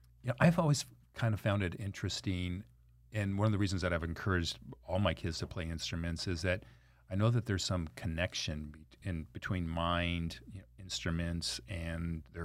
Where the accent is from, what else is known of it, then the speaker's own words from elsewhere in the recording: Anaheim, California, United States; I grew up in Anaheim public school system.